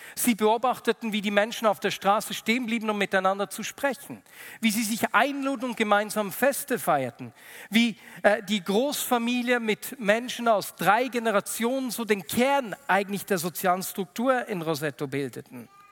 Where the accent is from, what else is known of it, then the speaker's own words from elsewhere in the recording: Switzerland; bei uns in der Schweiz